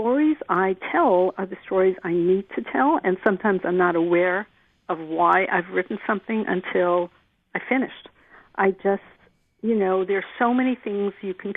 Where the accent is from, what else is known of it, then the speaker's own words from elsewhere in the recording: New York City, New York, United States; also born or lived in Germany; my parents moved to New York, so I'm from Manhattan